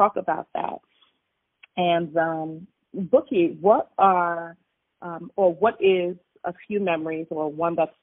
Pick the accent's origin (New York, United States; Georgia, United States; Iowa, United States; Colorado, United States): New York, United States; New York City; born and raised in New York